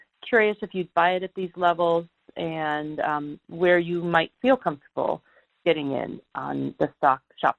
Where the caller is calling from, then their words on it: Silicon Valley, California, United States; I'm calling from Silicon Valley